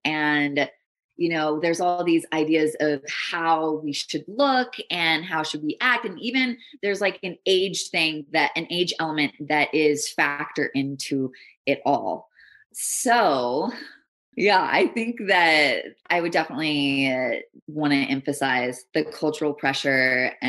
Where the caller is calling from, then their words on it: Idyllwild, California, United States; I'm speaking from Idlewild, California.